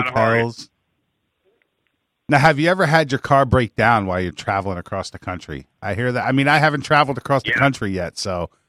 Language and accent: English; Middletown, New York, United States; born or raised there